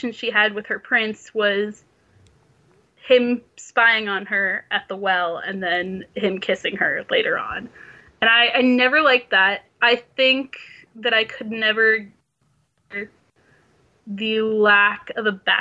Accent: St. Louis, Missouri, United States; I'm from St. Louis.

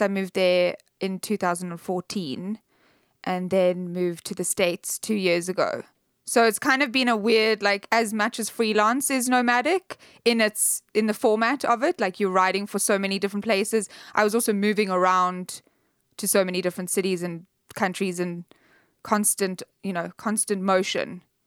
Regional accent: South Africa; I'm South African

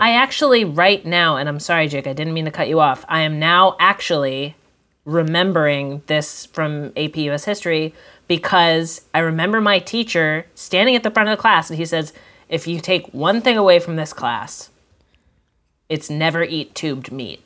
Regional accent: Vermont, United States; now in Boston, United States; I'm from Vermont

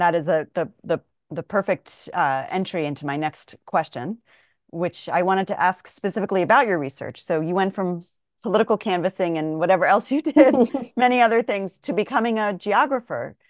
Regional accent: Atlanta, Georgia, United States; I'm from Atlanta

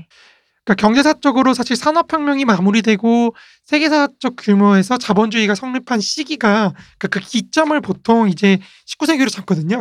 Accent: South Korea; 우리 한국인이잖아요.

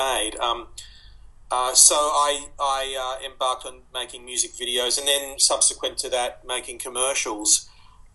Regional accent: Sydney, New South Wales, Australia; also born or lived in Egypt; We came here when I was three, and I was born in Egypt, as my parents were, and we moved into a housing commission flat in Waterloo in Sydney

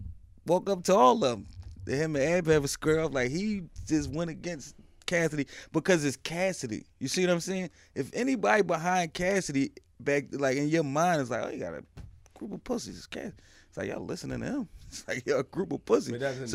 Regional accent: Philadelphia, Pennsylvania, United States; I'm from Erie Avenue.

